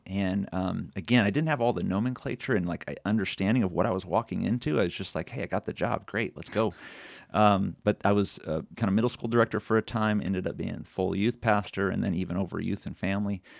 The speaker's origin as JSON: {"language": "English", "area": "Sonoma County", "region": "California", "country": "United States", "tie": "born or raised there", "also_born_or_lived": "Sacramento, California", "moved": "yes", "lives_now": "Tennessee, United States", "said": "born in Sacramento and then raised in Sonoma County, which is right near Napa in the wine country up there"}